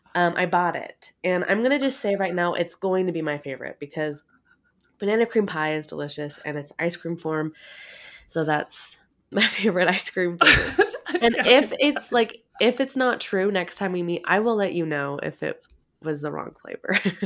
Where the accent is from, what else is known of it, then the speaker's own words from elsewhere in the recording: Oregon, United States; I am. I'm from Oregon.